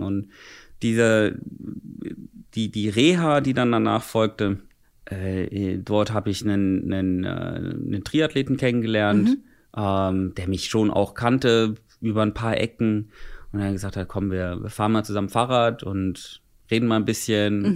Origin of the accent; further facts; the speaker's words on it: Bad Wildungen, Hesse, Germany; bei uns in Bad Wildungen